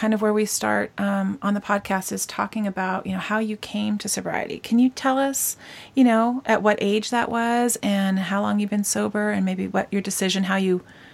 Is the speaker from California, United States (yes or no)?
yes; Southern California, United States; I am from Southern California